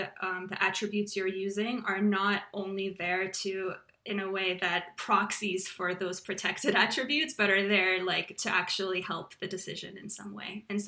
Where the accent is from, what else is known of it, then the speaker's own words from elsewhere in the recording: Slovakia; born there; moved away; also born or lived in Austria / Canada; I was born in Slovakia, which was a communist country, and my family escaped, and we were refugees for a while. We lived in Austria and then Canada eventually.